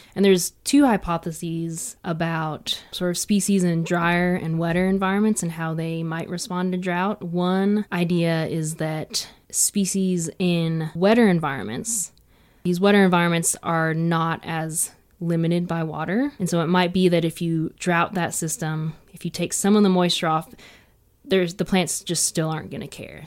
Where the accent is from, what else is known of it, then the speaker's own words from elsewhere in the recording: East Coast, United States; now in Colorado Plateau, United States; I'm from the East Coast where there's a lot of lush green vegetation